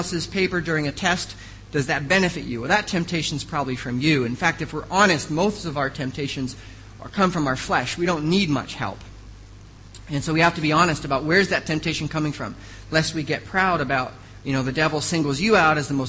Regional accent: United States; moved away; I am an American

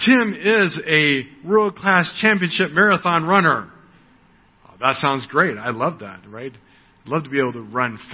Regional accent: United States; moved away; I am an American. That's my ethnic background. It's where I was born

